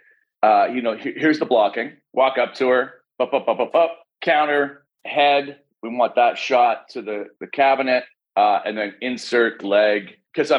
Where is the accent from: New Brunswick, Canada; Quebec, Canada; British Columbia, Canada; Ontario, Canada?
British Columbia, Canada; Vancouver; also born or lived in Texas; now in Los Angeles, United States; I'm from Vancouver